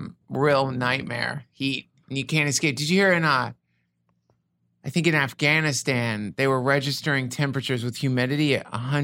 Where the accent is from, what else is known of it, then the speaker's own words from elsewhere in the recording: Asheville, North Carolina, United States; I came from Asheville, North Carolina.